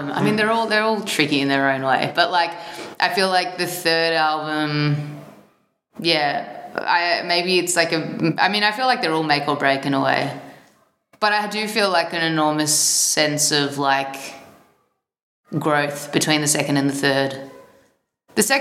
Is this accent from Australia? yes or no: yes; Melbourne, Victoria, Australia; Mm-hmm. I'm from Melbourne, Australia.